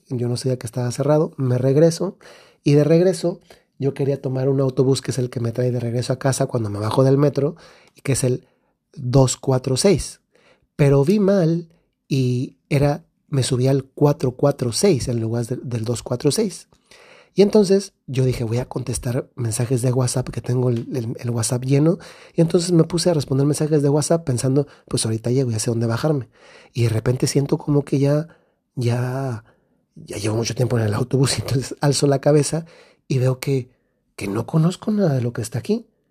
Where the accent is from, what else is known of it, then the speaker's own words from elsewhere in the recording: Guanajuato, Mexico; now in Bari, Italy; soy del centro de México, de un estado que se llama Guanajuato